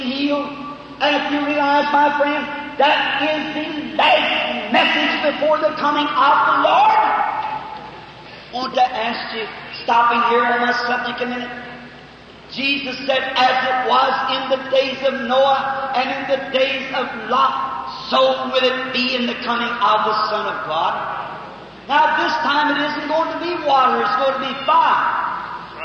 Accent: United States; I'm American and I love my country

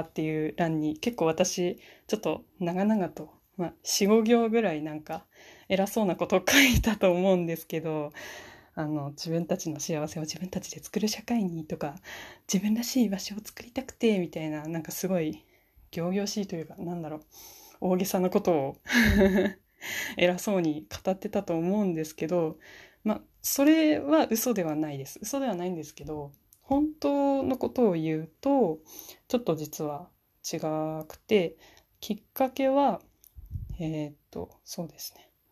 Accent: Fukushima, Japan; moved away as an adult; now in Niigata, Japan; 私は今、新潟の方に住んでるんですけれども、出身は福島県です

